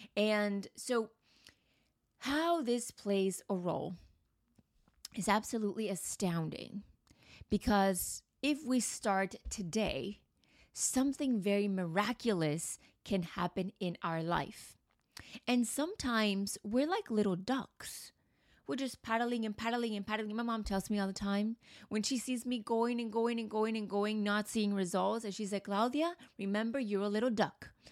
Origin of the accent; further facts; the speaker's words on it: United States; also born or lived in Mexico; now in Manhattan, United States; I've been to the U S, obviously grew up there